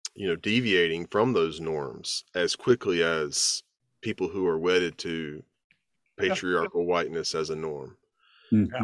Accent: the South, United States; as a Southerner

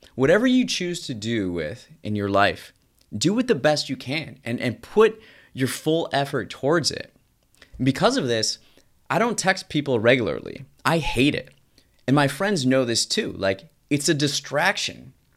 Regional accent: United States; As an American

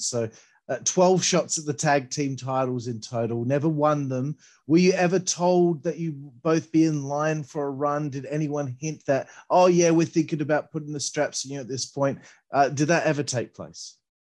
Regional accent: Australia; I'm Australian

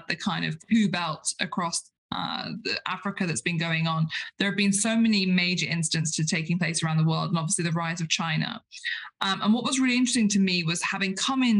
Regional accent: United Kingdom; we as British parliamentarians

